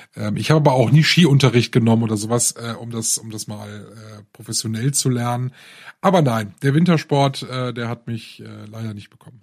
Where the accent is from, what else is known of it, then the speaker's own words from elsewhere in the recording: Rhineland, Germany; hier bei uns im Rheinland